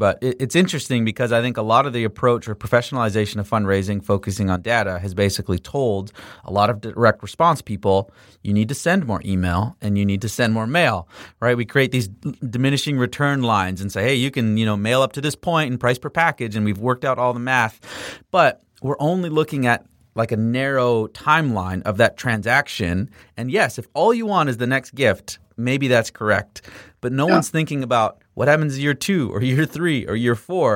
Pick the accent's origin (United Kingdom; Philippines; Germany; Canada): Canada; I'm Canadian